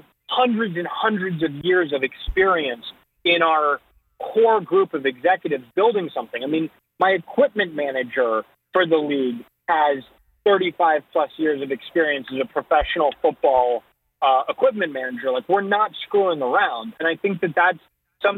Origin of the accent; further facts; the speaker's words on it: Northeast, United States; I'm from the Northeast. When it snowed, we went out and played football